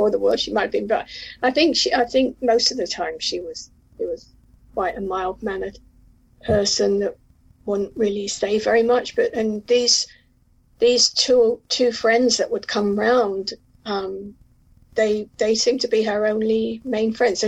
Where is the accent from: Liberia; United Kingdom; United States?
United Kingdom; Mitcham, London; I grew up in Mitcham, which is Mitcham, Surrey, which is really South London